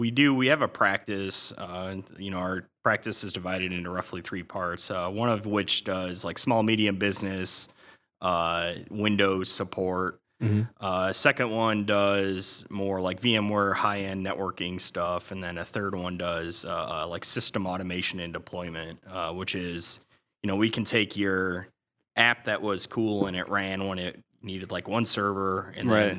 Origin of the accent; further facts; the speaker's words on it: Perrysburg, Ohio, United States; also born or lived in Toledo; I was born in Toledo. I grew up most of my life in Perrysburg, graduate of Perrysburg High School